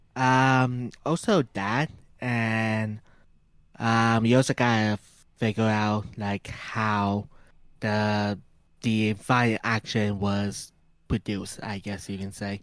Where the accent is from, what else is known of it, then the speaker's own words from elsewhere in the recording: Canada; we're two whips from Canada